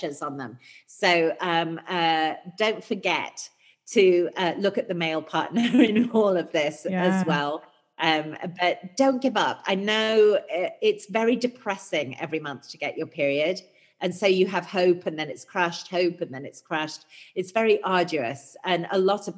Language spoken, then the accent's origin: English; United Kingdom; I'm British